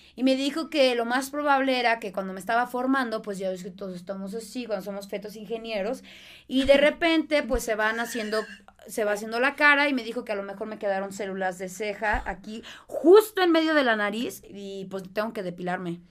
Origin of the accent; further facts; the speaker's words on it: Mexicali, Baja California, Mexico; accent: norteña; also born or lived in Boston; now in Mexico City, Mexico; soy de Mexicali